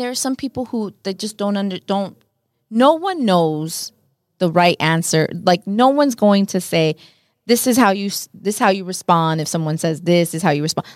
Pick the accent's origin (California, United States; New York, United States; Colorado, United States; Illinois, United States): California, United States; Los Angeles; first language Spanish; English is a second language; I'm obviously Mexican American